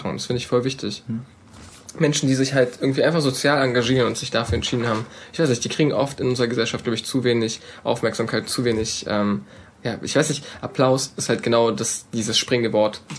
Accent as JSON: {"language": "German", "region": "Berlin", "country": "Germany", "said": "wenn man als Berliner denkt, sowas gibt es nur in Berlin."}